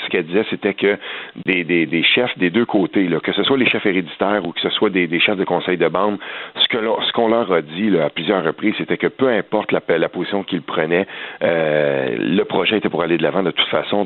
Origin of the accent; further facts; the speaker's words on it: Quebec, Canada; chez nous au Québec